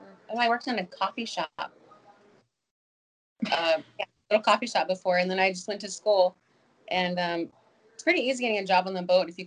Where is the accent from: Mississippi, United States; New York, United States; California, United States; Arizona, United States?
Arizona, United States; moved away as an adult; now in Maui, United States; So I moved to Maui from Arizona. I moved to Maui when I was, 18. Almost 20 years ago.